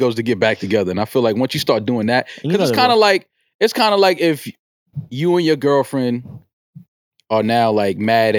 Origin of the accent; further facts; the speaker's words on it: Bronx, New York, United States; No, yeah. I'm from the Bronx.